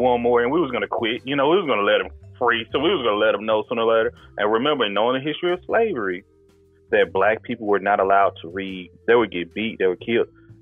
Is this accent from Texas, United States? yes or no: yes; Texas, United States; moved away; I'm from Texas